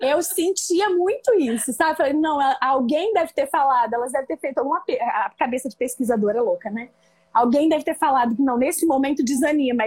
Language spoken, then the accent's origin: Portuguese; interior of São Paulo, Brazil; moved away as an adult; now in Rio de Janeiro, Brazil; eu vim do interior de São Paulo, embora hoje eu moro no Rio. Hoje não, né? Já moro no Rio há 18 anos. Eu vim fazer faculdade de nutrição aqui no Rio